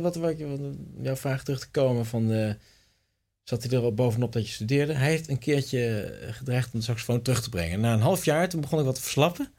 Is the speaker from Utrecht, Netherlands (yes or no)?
yes; Tienhoven, Utrecht, Netherlands; Tienhoven, het dorp waar ik vandaan kom